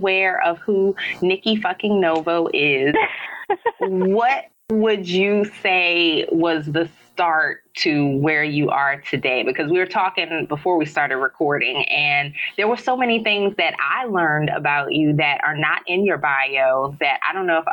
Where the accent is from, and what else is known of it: New Orleans, Louisiana, United States; born or raised there; moved away as an adult; also born or lived in Baltimore / Chicago / Dallas; now in Miami, United States